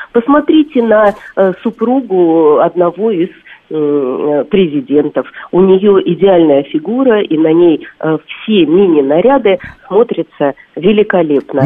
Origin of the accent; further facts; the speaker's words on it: Russia; как для русской девушки